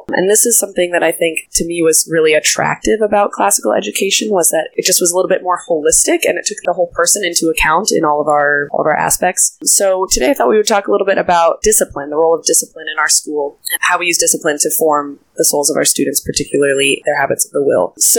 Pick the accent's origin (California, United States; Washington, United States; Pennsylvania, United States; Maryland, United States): Washington, United States; Seattle; moved away as an adult; also born or lived in Midwest; now in Anchorage, United States; I grew up in Seattle. I went to college in the Midwest